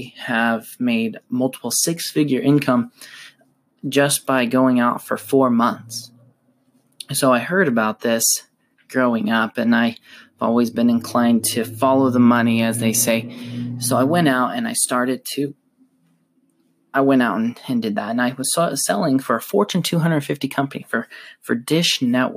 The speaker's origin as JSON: {"language": "English", "region": "Utah", "country": "United States", "said": "I am from Utah, originally from Utah, and I live currently in Utah"}